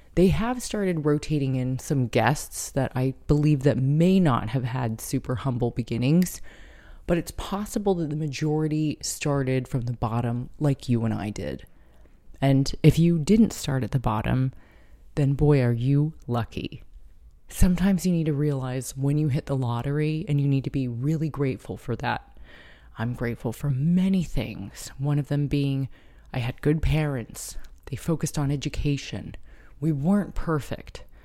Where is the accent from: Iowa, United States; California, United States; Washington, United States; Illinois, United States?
California, United States; San Diego; moved away as an adult; now in Brooklyn, United States; although California will always be home, and Carlsbad and San Diego will always be my hometown